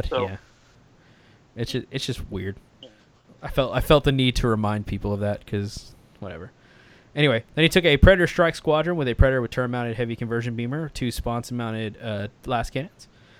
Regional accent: Australia; In any case, because I'm from Australia, I don't want to show up with some outrageous army

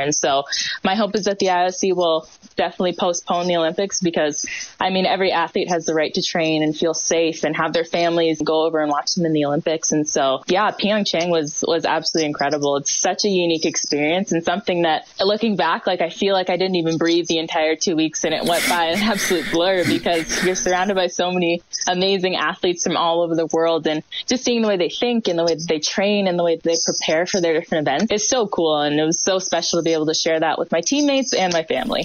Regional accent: Hamilton, Ontario, Canada; this is a city that I was born and raised and definitely proud to be from

